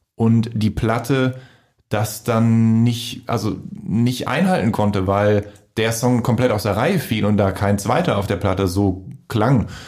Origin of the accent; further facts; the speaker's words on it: Voerde, North Rhine-Westphalia, Germany; mein Freundeskreis aus meiner Heimatstadt in Förde